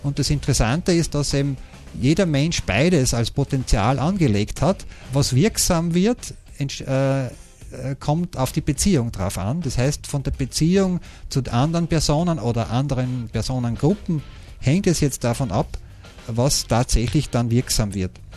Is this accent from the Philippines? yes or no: no; Austria; wir haben beobachtet als Österreicher